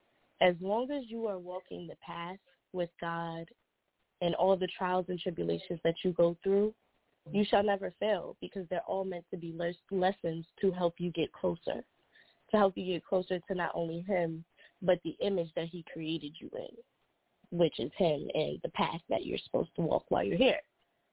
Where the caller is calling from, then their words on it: Delaware, United States; I'm calling from Delaware.